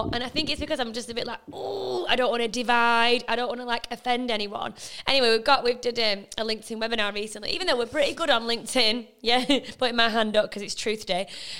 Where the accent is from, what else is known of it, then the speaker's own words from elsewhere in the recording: Liverpool, North West England, United Kingdom; You are Spanish, you are Australian, but we are Liverpoolian